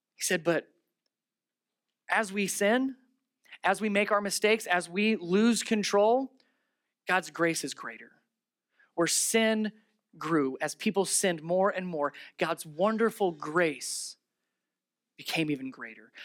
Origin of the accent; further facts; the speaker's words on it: Ohio, United States; I'm from Ohio